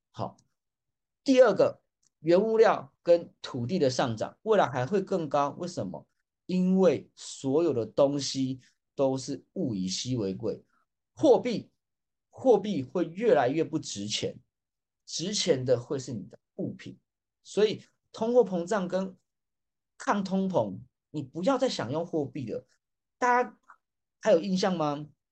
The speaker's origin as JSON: {"language": "Chinese", "town": "Taipei", "country": "Taiwan", "tie": "born or raised there", "said": "因为我本身也是台北出生的"}